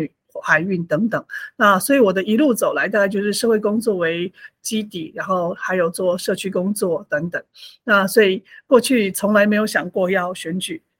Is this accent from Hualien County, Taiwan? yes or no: yes; Hualien, Hualien County, Taiwan; also born or lived in Taipei; 我是呃花莲土生土长的花莲人，在地花莲人。然后我过去就是呃，包含我的国小、国中、高中啊，以及大学，甚至研究所，其实都在花莲。